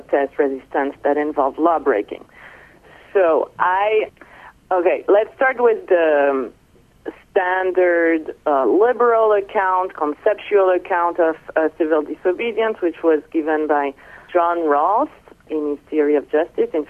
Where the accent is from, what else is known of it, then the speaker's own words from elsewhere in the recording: Nice, Provence-Alpes-Côte d'Azur, France; moved away as an adult; also born or lived in Paris, France / Atlanta, United States / South Carolina, United States; now in Boston, United States; I'm French. I was born in Nice, and I studied philosophy in high school and then throughout my undergraduate